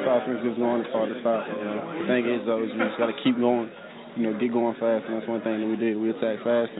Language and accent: English; Texas, United States; I'm from Texas.